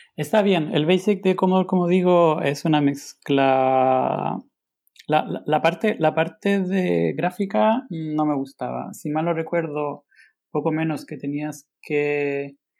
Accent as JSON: {"language": "Spanish", "country": "Chile", "moved": "as an adult", "lives_now": "Barcelona, Spain", "said": "estudié matemáticas en Chile, eh, bueno, somos de Chile, em, y estudié matemáticas en Santiago"}